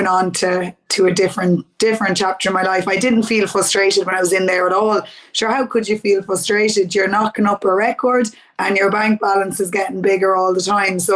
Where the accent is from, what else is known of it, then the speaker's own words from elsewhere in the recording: Mullingar, Westmeath, Ireland; I'm from Mullingar